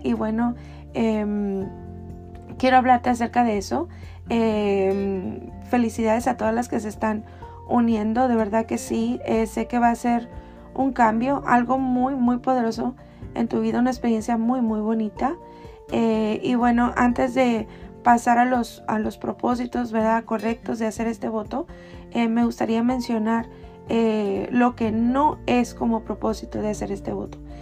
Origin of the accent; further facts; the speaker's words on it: Mexico; yo soy mexicana